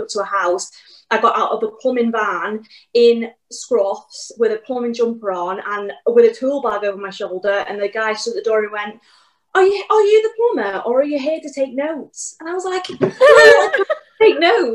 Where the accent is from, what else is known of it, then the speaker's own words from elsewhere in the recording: Wales, United Kingdom; I'm from Wales